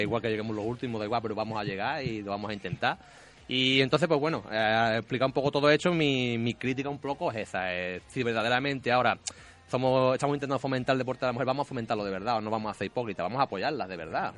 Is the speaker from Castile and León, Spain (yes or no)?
no; Morón de la Frontera, Andalusia, Spain; nosotros que somos de Morón